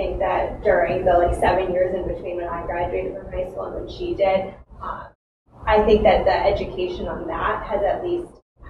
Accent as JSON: {"language": "English", "town": "Westport", "region": "Connecticut", "country": "United States", "tie": "born or raised there", "said": "I grew up in Connecticut. I went to Staples High School in Westport. So it's a pretty liberal town and a pretty liberal state, fairly."}